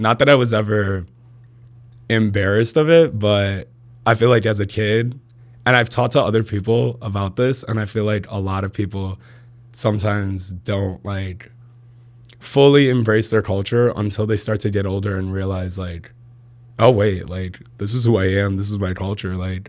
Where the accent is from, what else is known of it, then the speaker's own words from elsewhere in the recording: Plainfield, Illinois, United States; I went to school in Plainfield my whole life.